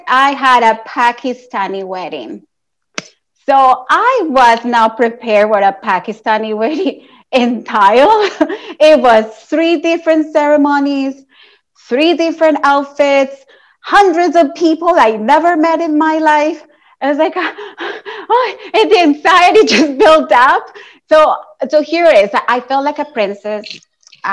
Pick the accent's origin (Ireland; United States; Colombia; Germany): Colombia; moved away; Like my family, I'm from Colombia